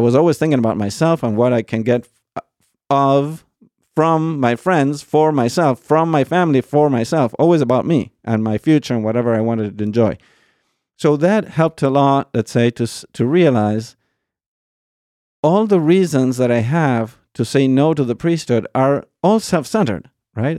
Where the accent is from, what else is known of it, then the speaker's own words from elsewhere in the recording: Argentina; moved away; I was born in Argentina. Um, born and raised